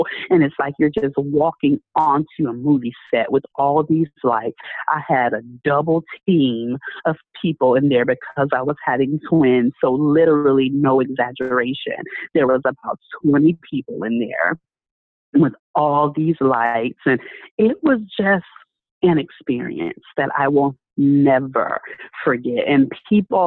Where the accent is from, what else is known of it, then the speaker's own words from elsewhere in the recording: Tampa, Florida, United States; moved away as an adult; now in Orlando, United States; I left my home city. So I'm from Tampa. And I moved over here to Orlando